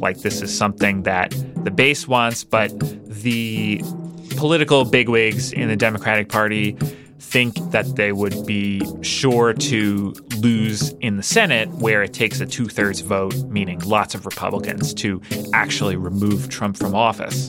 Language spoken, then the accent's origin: English; Midwest, United States; I'm from the Midwest